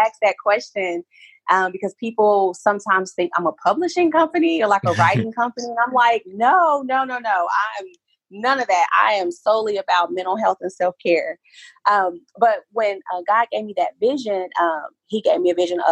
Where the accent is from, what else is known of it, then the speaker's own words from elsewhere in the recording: Oklahoma, United States; I'm from Oklahoma